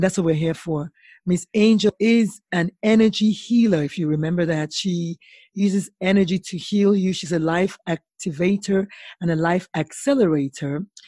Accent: Nigeria; And as a Nigerian, as a West African, cooking is one of those things that you have to cook.

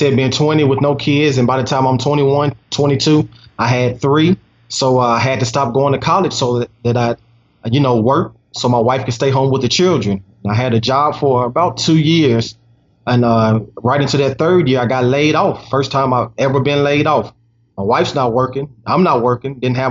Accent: Nashville, Tennessee, United States; born and raised in Nashville, I'm a father of three.

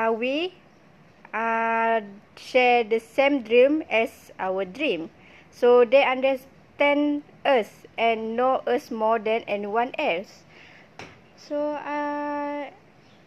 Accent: Sarawak, Malaysia; moved away as an adult; now in Perak, Malaysia; I'm from Sarawak

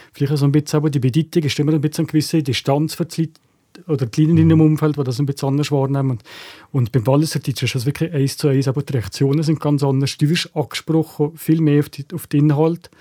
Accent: Valais, Switzerland; als Walliser Künstler

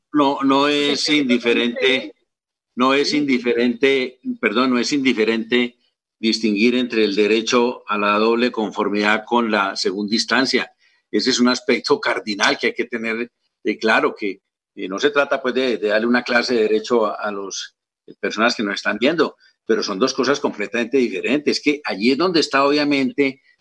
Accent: Colombia; como colombiano

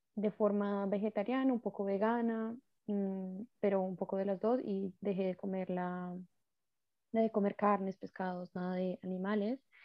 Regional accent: Colombia; como cultura colombiana estamos como muy enseñados a trabaje, trabaje y eche para adelante

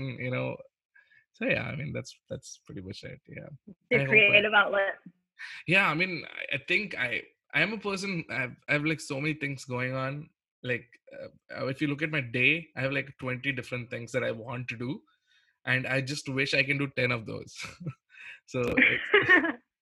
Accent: India; I'm an Indian

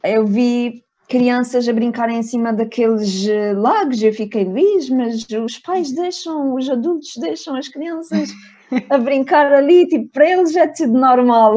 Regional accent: Ponta Delgada, Azores, Portugal; eu venho dos Açores, que é um, um sítio bastante pequeno

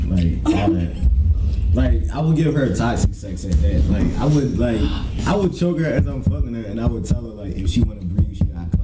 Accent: Virginia, United States; I grew up in Virginia

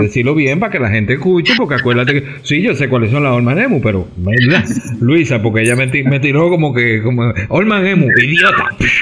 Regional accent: Dominican Republic; buen dominicano, que nunca vemos

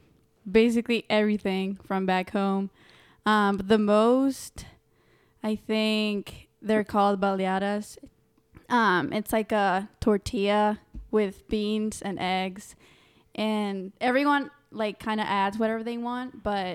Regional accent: Tegucigalpa, Francisco Morazán, Honduras; I'm from Tegucigalpa, Honduras. And yeah, if you don't know, it's in the heart of Central America.

